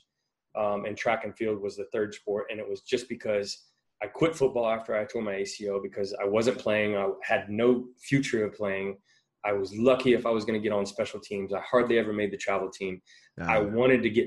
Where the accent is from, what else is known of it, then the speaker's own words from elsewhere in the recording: Texas, United States; I grew up in Texas, and if anybody knows anything about Texas, football is king